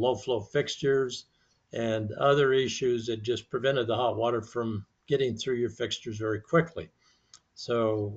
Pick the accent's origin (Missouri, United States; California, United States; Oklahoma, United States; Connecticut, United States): California, United States; Mojave Desert; I grew up in the Mojave Desert